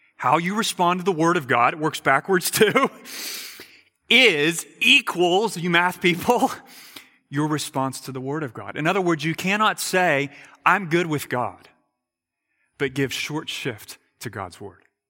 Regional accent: United States; I'm an American

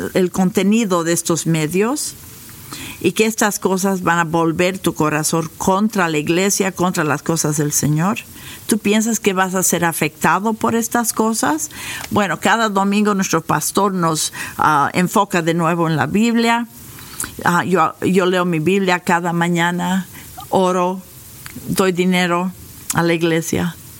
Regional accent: United States; Spanish is a second language; nosotros como norteamericanos

